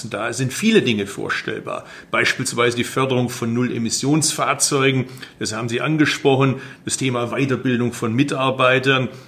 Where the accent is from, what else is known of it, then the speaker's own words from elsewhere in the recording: Baden-Württemberg, Germany; Also ich bin Schwabe, darum will ich, dass das Geld effektiv eingesetzt wird.